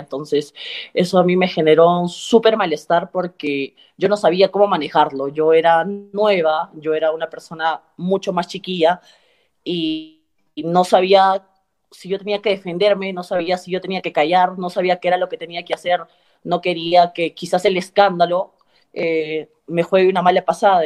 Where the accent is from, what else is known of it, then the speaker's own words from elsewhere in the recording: Cusco, Peru; yo soy cusqueña